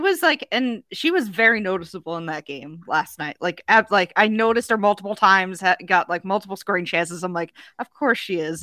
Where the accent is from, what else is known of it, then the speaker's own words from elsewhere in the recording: United States; as an American